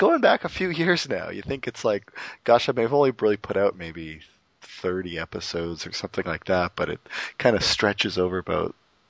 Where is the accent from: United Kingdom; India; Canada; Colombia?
Canada; Now I'm Canadian.